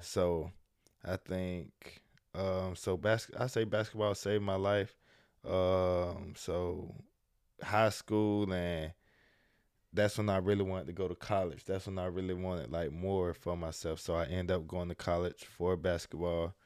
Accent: Jacksonville, Florida, United States; also born or lived in Miami; born and raised in Jacksonville

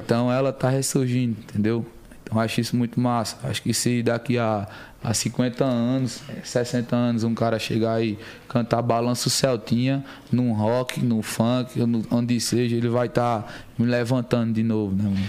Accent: Campina Grande, Paraíba, Brazil; moved away; also born or lived in São Paulo; eu sou nascido aqui em São Paulo, né? Buguaçu, muito novo, acho que cerca de seis meses de idade. Bem novinho. Fui morar em Campina Grande, a cidade onde mora toda a minha família. Fui criado lá

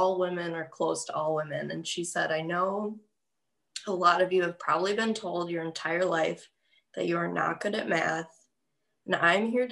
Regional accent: Franklin, Wisconsin, United States; also born or lived in Illinois / West Allis, Wisconsin; They moved to the Great West Allis, lived there till I was like five. And then they moved to Franklin. And so like I went to Franklin High School.

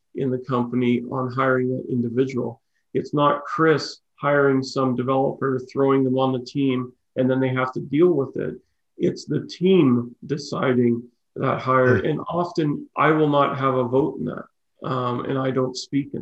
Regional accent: Okotoks, Alberta, Canada; also born or lived in Chatham, Ontario / Prince George, British Columbia / Calgary; now in Cochrane, Canada; I grew up in Okotoks and lived in Calgary and now live in Cochrane.

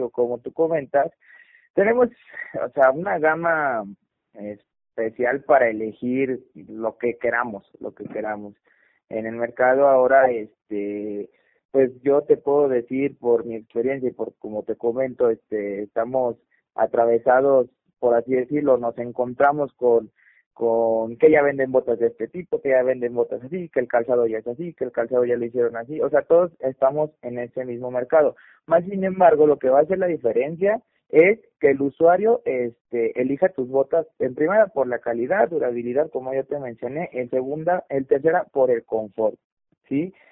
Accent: Mexico; Es mexicana, eh, somos mexicanos

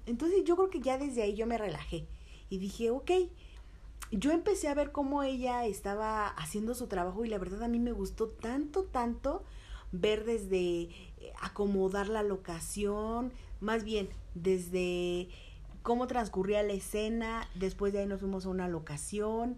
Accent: Mexico City, Mexico; nací aquí, soy chilanga, 100%, mexicana de corazón

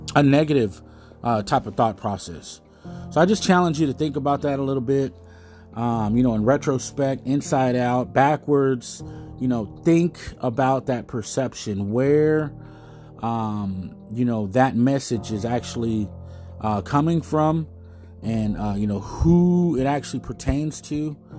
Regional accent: United States; We're American

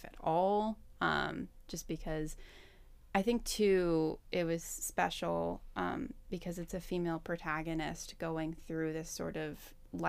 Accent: Southern Appalachia, United States; moved away; I'm from Southern Appalachia

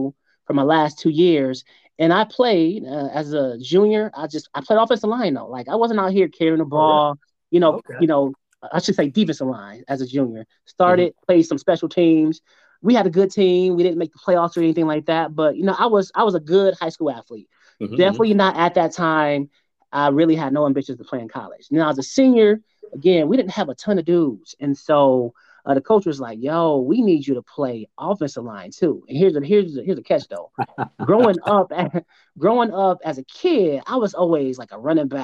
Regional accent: Akron, Ohio, United States; also born or lived in Hudson, Ohio; I went to K through 8th in Akron Public Schools

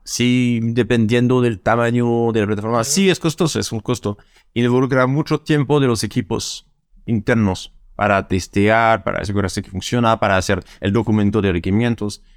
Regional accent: France; Spanish is a second language; now in Santiago, Chile; soy francés

